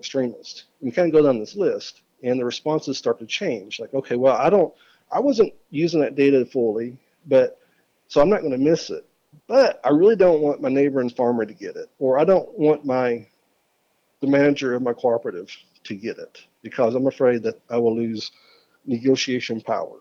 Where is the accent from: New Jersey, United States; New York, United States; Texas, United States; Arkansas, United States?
Arkansas, United States; my home state of Arkansas